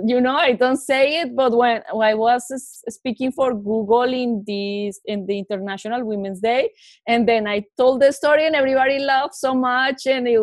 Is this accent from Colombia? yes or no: yes; Bogotá, Colombia; moved away as an adult; now in Silicon Valley, United States; Like when I moved from Bogota to Silicon Valley, I didn't have a network. I didn't know anybody.